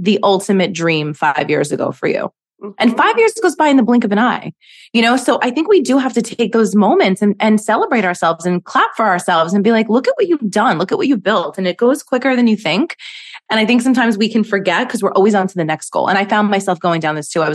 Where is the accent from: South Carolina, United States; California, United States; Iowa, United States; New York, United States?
New York, United States; New York City; also born or lived in Manhattan; I live in Manhattan. I grew up in Brooklyn.